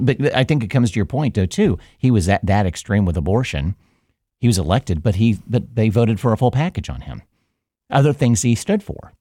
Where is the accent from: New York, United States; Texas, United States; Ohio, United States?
Ohio, United States; Mercer County; I grew up in Mercer County, and that Mercer County is rural uh, agricultural based